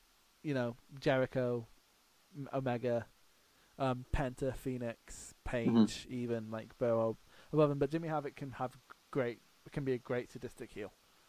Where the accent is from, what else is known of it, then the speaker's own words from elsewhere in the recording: Scotland, United Kingdom; Like, I'm from Scotland.